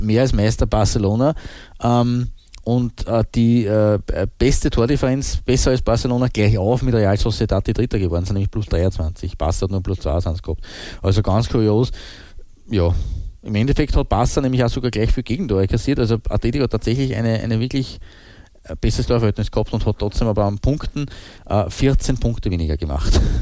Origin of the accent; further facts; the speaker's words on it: Austria; wir sind Österreicher